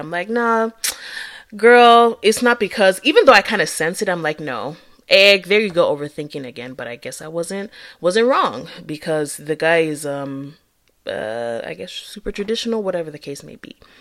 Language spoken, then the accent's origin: English; Akwa Ibom, Nigeria; accent: Nigerian English; moved away as an adult; now in United States; I'm from Acquire Boom. Well, my dad is, so I'm half from Acquire Boom